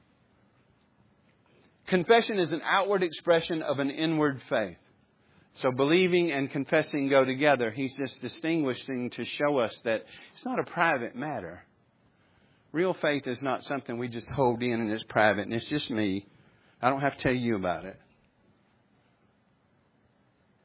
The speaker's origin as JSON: {"language": "English", "region": "the South", "country": "United States", "tie": "born or raised there", "said": "growing up in the South or maybe even in America"}